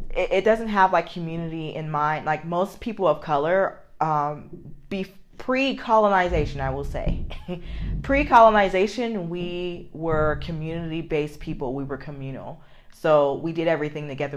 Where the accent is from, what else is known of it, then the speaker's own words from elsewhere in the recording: United States; I love being an American.